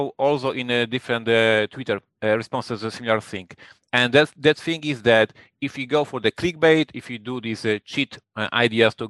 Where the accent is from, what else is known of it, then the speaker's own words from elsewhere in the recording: Poland; English is a second language; I'm from Poland